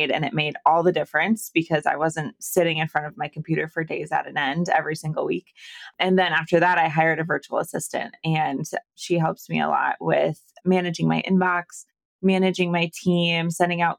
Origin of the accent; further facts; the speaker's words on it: Iowa, United States; moved away as an adult; also born or lived in Arizona / California; I'm originally from Iowa. So I'm smack dab in the middle of the U.S.